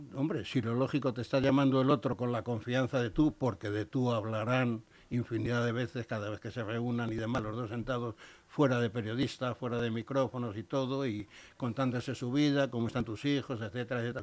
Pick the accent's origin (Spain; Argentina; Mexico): Spain; soy un español